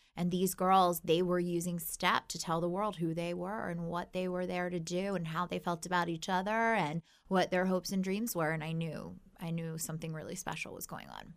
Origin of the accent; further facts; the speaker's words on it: Baltimore, Maryland, United States; I'm born and raised in Baltimore